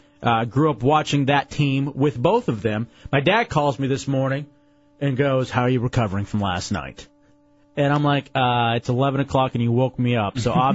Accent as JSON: {"language": "English", "town": "Dallas", "region": "Texas", "country": "United States", "said": "We being the Mavericks because I'm from Dallas, Texas."}